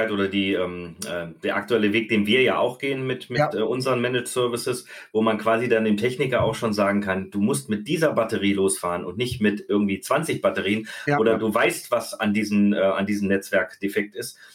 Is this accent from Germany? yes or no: yes; Baden-Württemberg, Germany; Als Schwabe definitiv.